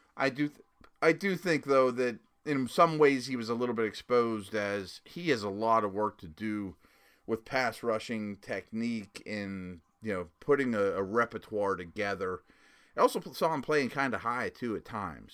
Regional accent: Pittsburgh, Pennsylvania, United States; the University of Pittsburgh, which is my hometown

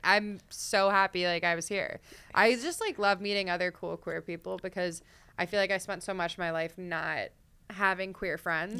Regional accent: Delaware, United States; I grew up in Delaware. I'm like an East Coast girl.

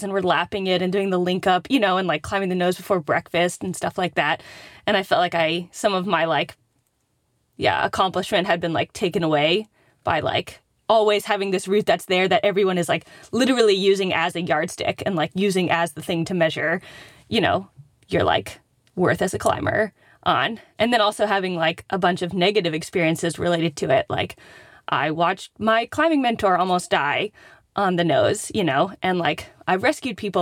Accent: East Coast, United States; I'm from the East Coast

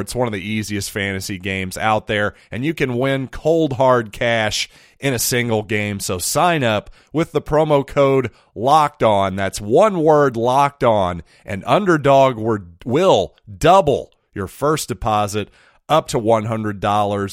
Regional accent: Ashland, Missouri, United States; people that I knew growing up in Ashland

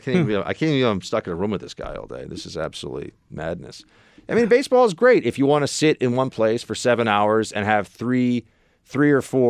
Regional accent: United States; I like the NFL because I'm an American.

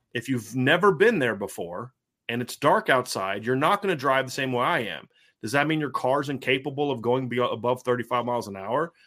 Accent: Lima, Ohio, United States; now in Indiana, United States; where I grew up in Lima, it's like there's the town, and then outside of it's just nothing but farm town

